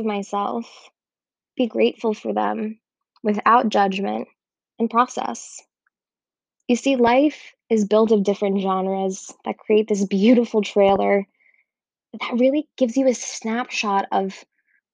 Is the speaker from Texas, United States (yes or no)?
no; Miami, Florida, United States; moved away as an adult; also born or lived in Israel; I grew up in Miami